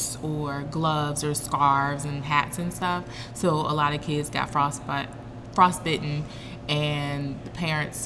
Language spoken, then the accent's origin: English; Milwaukee, Wisconsin, United States; now in Augusta, United States; I am originally from Milwaukee, Wisconsin. Born and raised there. Been in Augusta since 2013.